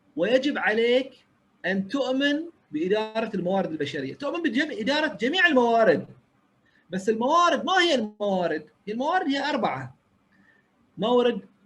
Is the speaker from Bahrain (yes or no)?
yes; Bahrain; انا اول بحريني